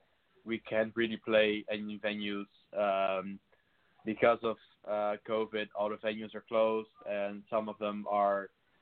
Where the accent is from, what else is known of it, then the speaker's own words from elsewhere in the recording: Rotterdam, South Holland, Netherlands; because I'm from Rotterdam. I love Rotterdam and I love everything about it.